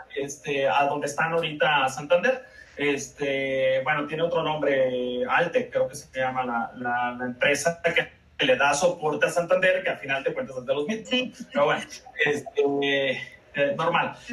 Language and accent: Spanish; Baja California Sur, Mexico; moved away as an adult; now in Mexico City, Mexico; soy, soy chollero, como se dice, como se dice allá el el gentilicio informal